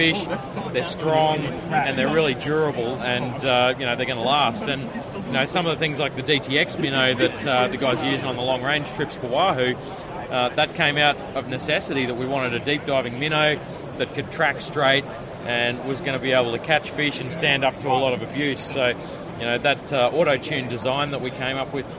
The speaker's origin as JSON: {"language": "English", "country": "Australia", "said": "I'm from Australia"}